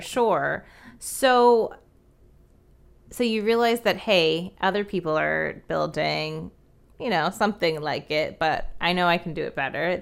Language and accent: English; New Jersey, United States; I'm from Jersey